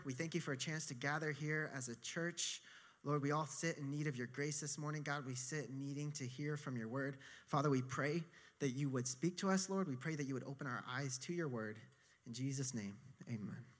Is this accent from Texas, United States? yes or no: yes; Texas, United States; now in New York, United States; I'm from Texas